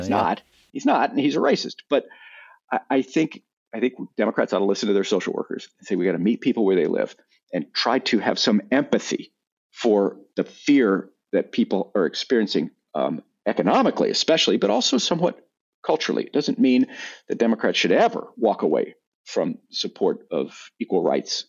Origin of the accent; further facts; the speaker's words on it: Texas, United States; Growing up in Texas